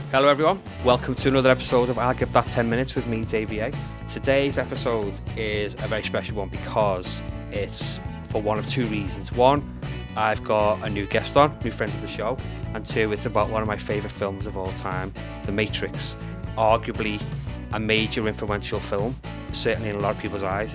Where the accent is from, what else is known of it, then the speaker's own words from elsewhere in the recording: Liverpool, North West England, United Kingdom; also born or lived in Runcorn; although I was technically given birth to in um, in Liverpool, I was brought up in Runcorn the first couple of years of my life